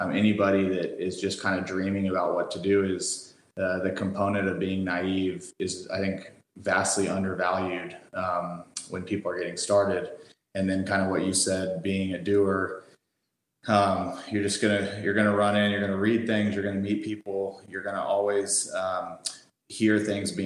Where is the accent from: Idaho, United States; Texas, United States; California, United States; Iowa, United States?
Texas, United States; Fort Worth; also born or lived in El Paso, Texas; I'm from Texas. I'm from Fort Worth, Texas, which is in the DFW Metroplex.